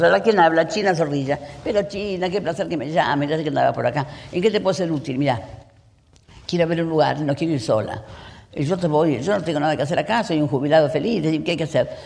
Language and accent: Spanish; Uruguay; now in Argentina; yo soy uruguaya